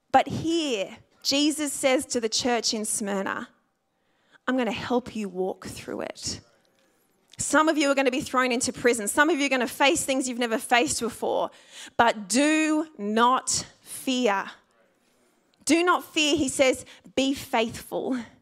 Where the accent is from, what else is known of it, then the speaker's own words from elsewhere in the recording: Sydney, New South Wales, Australia; I grew up in the Sutherland Shire